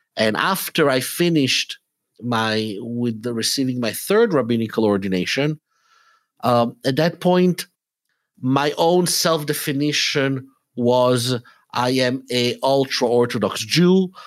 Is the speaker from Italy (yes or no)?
yes; Italy; English is a second language; moved away as an adult; also born or lived in Israel; now in Atlanta, United States; I was born in Italy, but when I was three months old, my parents and I, and actually, you know, uh, we, we moved to Israel for a few years. So I had, mm, the, the initial years of my life were in Israel. Then we went back to Italy